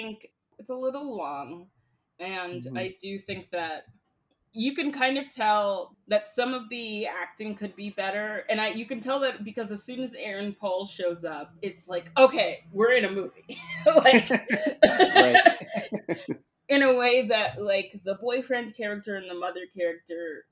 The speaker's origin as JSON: {"language": "English", "region": "the South", "country": "United States", "said": "I am from the South, and I am very aware of the specific culture that Honk for Jesus exists"}